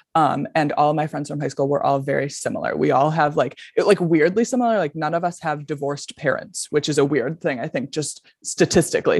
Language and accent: English; Buffalo, New York, United States; also born or lived in Denver; I'm from Buffalo, New York, grew up here